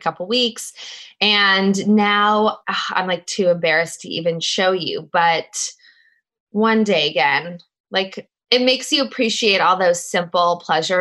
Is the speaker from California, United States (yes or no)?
yes; Los Angeles, California, United States; also born or lived in New York; I grew up in Los Angeles